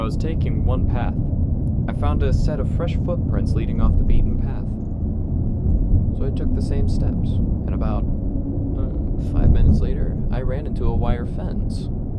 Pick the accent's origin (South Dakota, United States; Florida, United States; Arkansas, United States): South Dakota, United States; Sioux Falls; I have been on a private trip back to my hometown of Sioux Falls, South Dakota.